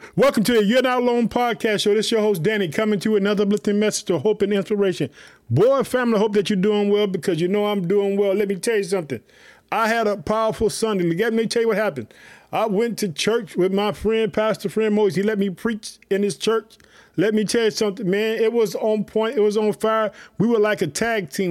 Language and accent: English; Illinois, United States; also born or lived in Chicago; my home state, the state of Illinois. I live in the city of Chicago